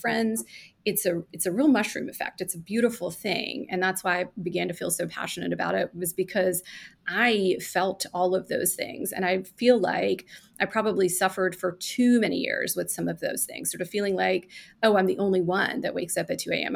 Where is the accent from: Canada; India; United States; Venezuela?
India; moved away; I was born in India. And I lived with my grandmother